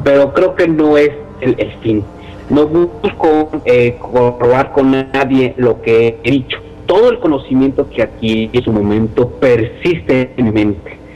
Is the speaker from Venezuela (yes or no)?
no; Mexico